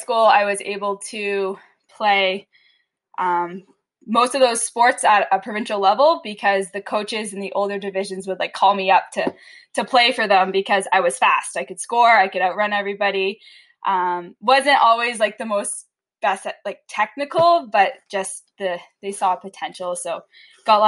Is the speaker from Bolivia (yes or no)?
no; Batawa, Ontario, Canada; now in Calgary, Canada; I grew up in Battawa